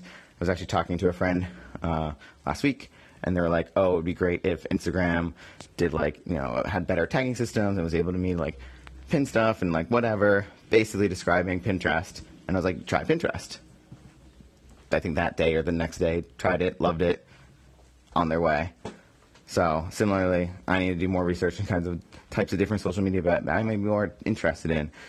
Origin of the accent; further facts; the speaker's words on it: Boston, Massachusetts, United States; now in New York, United States; my hometown, my home teams